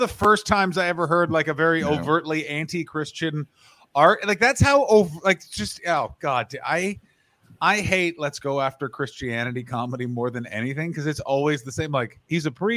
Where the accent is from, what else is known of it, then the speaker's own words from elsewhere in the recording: Ontario, Canada; I grew up in Ontario in the 90s